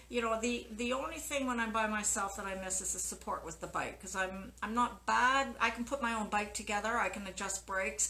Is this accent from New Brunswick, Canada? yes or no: no; Winnipeg, Manitoba, Canada; moved away; I was born and brought up in Winnipeg